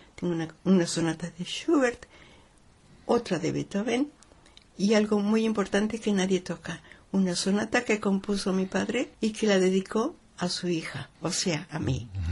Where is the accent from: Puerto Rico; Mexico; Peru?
Mexico; Mexico City; moved away; Yo soy mexicana, nacida en la capital de la, de la República Mexicana